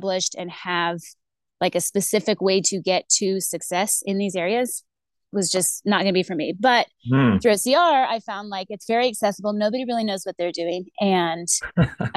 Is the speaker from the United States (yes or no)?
yes; Texas, United States; moved away as an adult; also born or lived in Arizona / Northern Virginia; now in Colorado, United States; I've lived in Texas for most of my life. I was originally from Arizona. So I was born and kind of like childhood in Arizona. Moved to Texas when I was 8